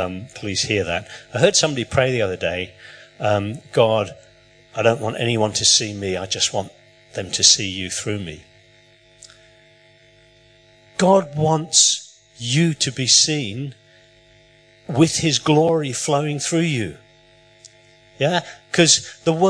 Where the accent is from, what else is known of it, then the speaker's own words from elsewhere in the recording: England, United Kingdom; moved away; I was born in England.